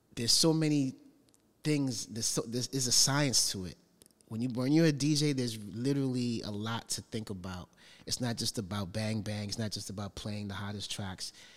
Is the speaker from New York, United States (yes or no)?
yes; New York City, New York, United States; parents from Panama and growing up in Brooklyn